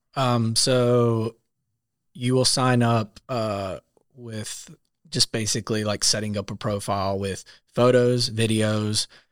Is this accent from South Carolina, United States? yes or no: yes; South Carolina, United States; moved away as an adult; now in Nashville, United States; I am from South Carolina, moved to Nashville about six years ago.